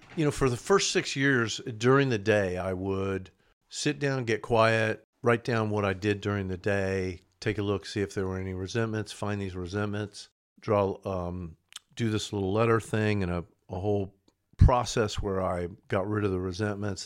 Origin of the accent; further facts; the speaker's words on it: Tulsa, Oklahoma, United States; I'm originally from Oklahoma, Tulsa.